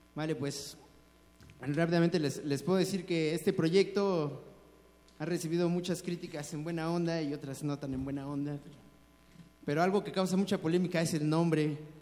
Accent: Mexico City, Mexico; nos tocó desarrollarnos aquí en una cultura diferente a la de nuestros padres, a la de nuestros abuelos, y nosotros creemos que sí somos chilangos

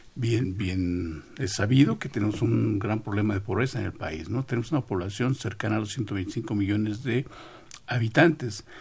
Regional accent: Mexico; somos todos mexicanos

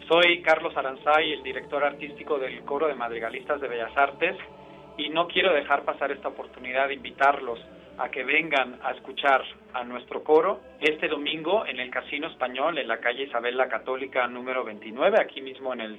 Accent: Spain; now in Mexico; como español

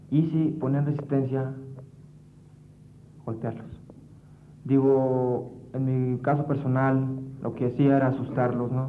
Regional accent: Valle Hermoso, Tamaulipas, Mexico; Vengo yo de Vallehermoso, Tamaulipas, con el fin de estudiar, como ya lo dije, y trabajar a la vez.

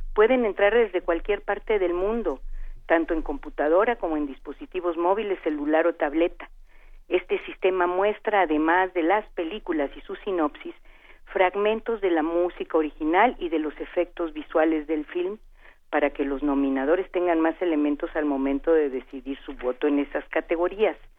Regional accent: Veracruz, Mexico; con esas cosas nací porque soy de Veracruz

